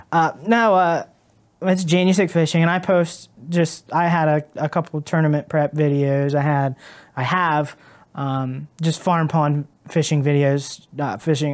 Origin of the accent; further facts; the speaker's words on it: Caldwell, Ohio, United States; now in Cambridge, United States; I was born and raised in Caldwell, um, Caldwell, Ohio